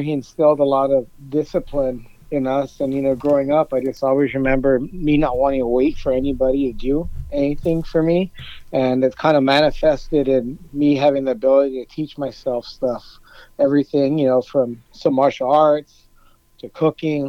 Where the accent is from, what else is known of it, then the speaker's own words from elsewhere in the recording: Los Angeles, California, United States; I grew up in East Los Angeles